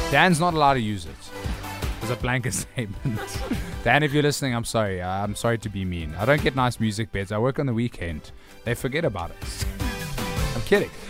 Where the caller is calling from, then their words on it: Cape Town, Western Cape, South Africa; I'm listening from Cape Town, guys.